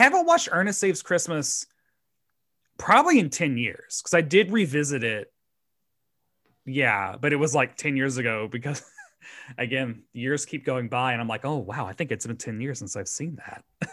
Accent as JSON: {"language": "English", "region": "Tennessee", "country": "United States", "said": "he's from Tennessee, as am"}